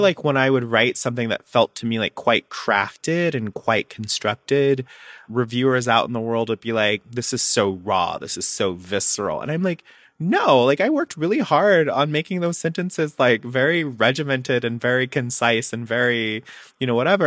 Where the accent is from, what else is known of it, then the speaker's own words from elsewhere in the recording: Alabama, United States; I'm from Alabama, I grew up on a farm